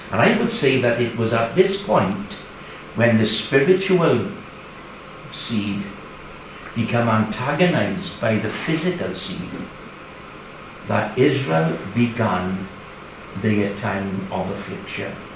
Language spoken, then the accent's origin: English; Kidakway, Wales, United Kingdom; we from Kidakway, Sophie as well, born and bred in Kidakway